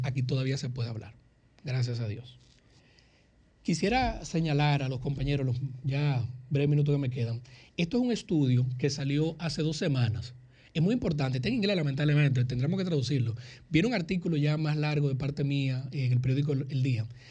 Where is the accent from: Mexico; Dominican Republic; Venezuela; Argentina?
Dominican Republic; also born or lived in United States; se lo digo como dominicano, se lo digo como americano